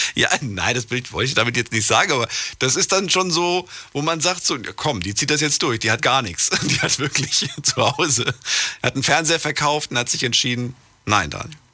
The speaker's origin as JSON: {"language": "German", "town": "Frankfurt", "region": "Hesse", "country": "Germany", "tie": "born or raised there", "said": "ab dem fünften, Alt, fünften Jahr bin ich in Frankfurt groß geworden"}